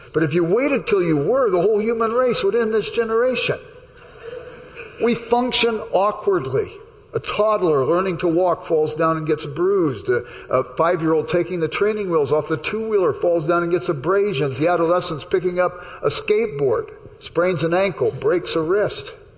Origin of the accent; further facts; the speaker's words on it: Los Angeles, California, United States; I grew up in South Central Los Angeles